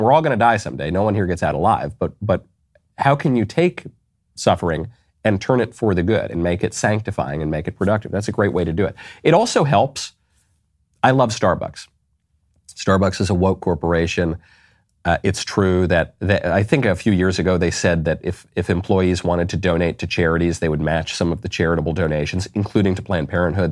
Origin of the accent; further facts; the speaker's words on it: New York, United States; moved away; also born or lived in Los Angeles; I am from New York. I lived in Los Angeles.